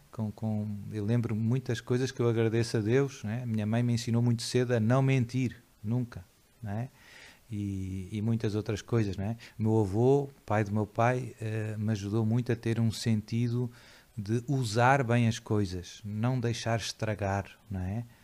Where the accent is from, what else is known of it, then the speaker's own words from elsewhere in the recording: Lisbon, Portugal; nasci uh, em Lisboa, uh, já faz, vai fazer 48 anos agora em junho, de uma família católica, digamos assim, mais tradicional